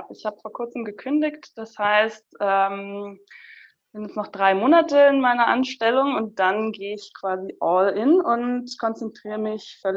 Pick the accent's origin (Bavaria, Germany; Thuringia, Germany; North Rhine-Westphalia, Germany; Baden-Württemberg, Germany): Bavaria, Germany; Munich; ich bin die …, ich komme aus München, ich bin 29